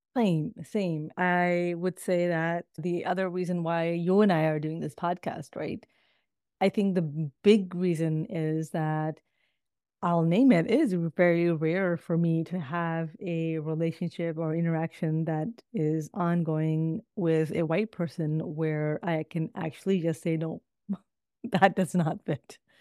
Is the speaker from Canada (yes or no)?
yes; Toronto, Ontario, Canada; also born or lived in Midwest, United States; now in United States; I actually grew up in Toronto, Canada.